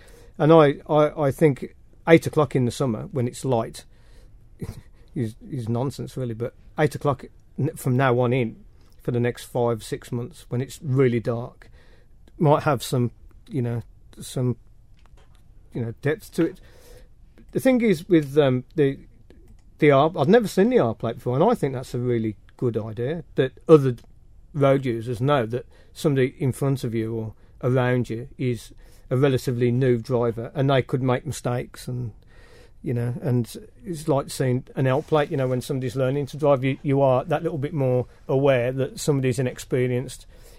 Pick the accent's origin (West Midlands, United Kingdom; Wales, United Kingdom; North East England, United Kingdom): West Midlands, United Kingdom; Birmingham; now in Isle of Man; I'm from Birmingham.